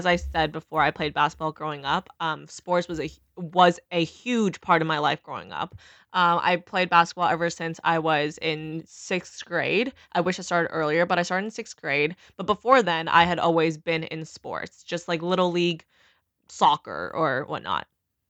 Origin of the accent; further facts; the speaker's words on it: Beaumont, Texas, United States; So I think doing freshman year in Beaumont, which is my hometown, essentially, that was where I was born. Very hillbilly, very ratchet, honestly.